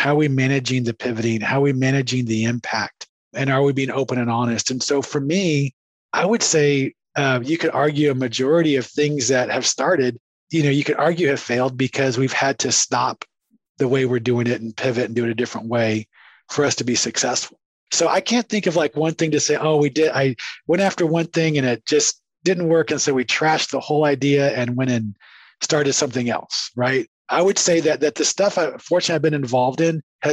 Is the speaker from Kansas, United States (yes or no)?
no; San Antonio, Texas, United States; also born or lived in Waxahachie, Texas / Dallas, Texas / Surrey, England / Boston, Massachusetts; now in Mansfield, United States; I was born in Waxahachie, Texas, right? I grew up in San Antonio, went to school in Dallas